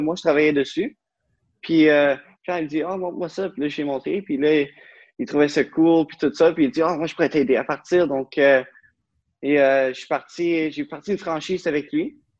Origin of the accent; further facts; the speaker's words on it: Beauce, Quebec, Canada; moved away as an adult; now in Ottawa, Canada; je viens de la Beauce. Puis maintenant, je reste à Ottawa depuis 10-11 ans